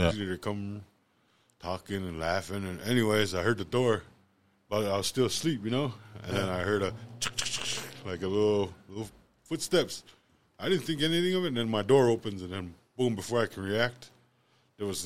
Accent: Lodge Grass, Montana, United States; when I was a kid, I grew up right there in Owl Creek, you know, about 3.5 miles southeast of Lodgegrass

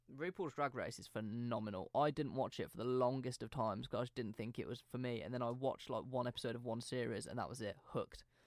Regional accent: United Kingdom; we grew up in British schools

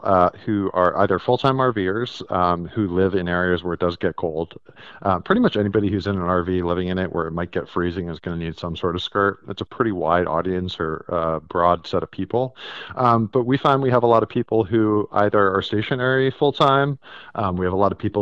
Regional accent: Connecticut, United States; also born or lived in New York City; I'm from Connecticut. I grew up here and it gets cold.

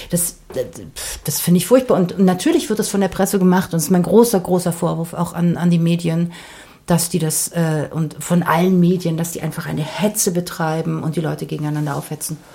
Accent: Berlin, Germany; Ich bin halt aus West-Berlin und ich habe das Gefühl, dass wir damals, als, als ich zur Schule gegangen bin, hier gab es Diskurs.

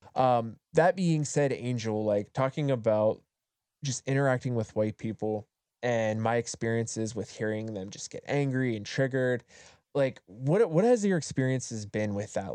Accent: Appalachia, United States; moved away; also born or lived in Southern California; I grew up in Appalachia

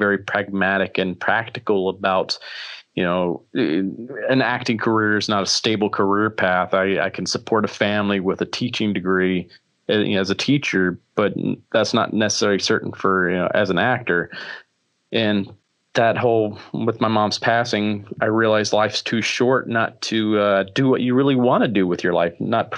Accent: Alabama, United States; I grew up in Alabama

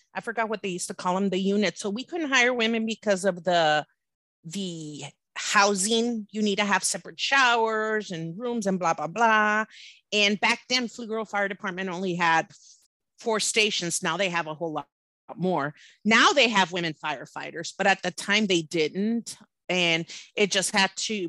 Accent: Laredo, Texas, United States; I'm from Laredo. Back in the day, it was pretty scary

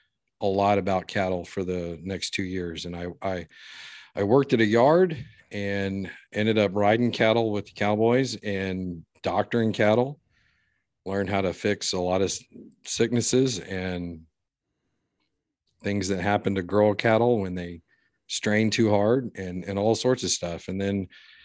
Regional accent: Fort Worth, Texas, United States; Growing up in Fort Worth, and going to high school

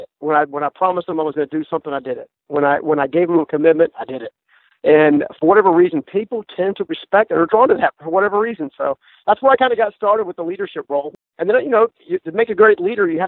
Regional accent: Raleigh, North Carolina, United States; born and raised in Raleigh, North Carolina, or the suburbs around it

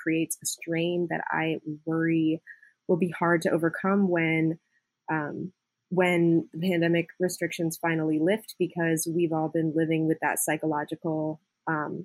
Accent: Indiana, United States; moved away; also born or lived in West Coast; I grew up in Indiana and we weren't like real huggy people in the Midwest

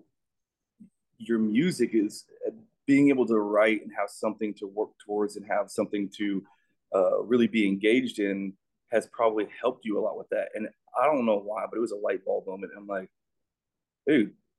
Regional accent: Colorado, United States; I grew up in Colorado, and I was on the high school rodeo team

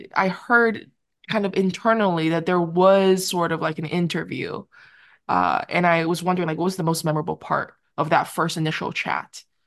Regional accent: Vancouver, British Columbia, Canada; I grew up in Vancouver.

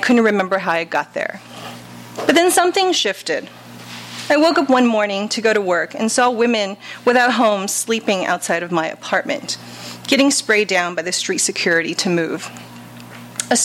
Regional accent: Los Angeles, California, United States; also born or lived in China; I grew up for the most part in this country, the good old USA, home of the brave, land of the animal print Snuggies. Even growing up in South

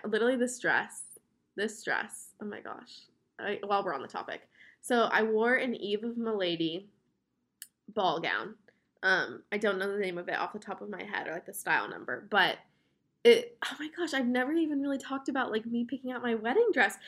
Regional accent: West Palm Beach, Florida, United States; we are from West Palm Beach, Florida, which is, like, South Florida, in between Orlando and Miami

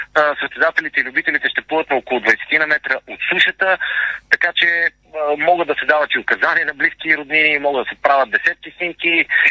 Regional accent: Burgas, Burgas Province, Bulgaria; моя роден град Бургас

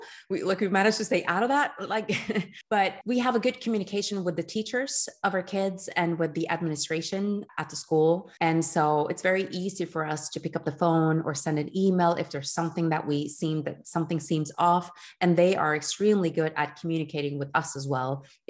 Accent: Geneva, Switzerland; first language French; English is a second language; moved away as an adult; now in Oslo, Norway; you know, we came from Switzerland, from Geneva, French speaking. So we had our kids for 2 years in the Norwegian public system, and then we moved them over to the French school in Oslo.

